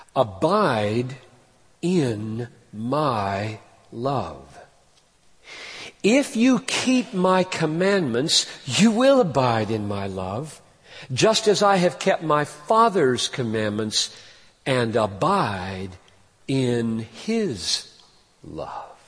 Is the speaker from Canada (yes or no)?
no; United States; second as an American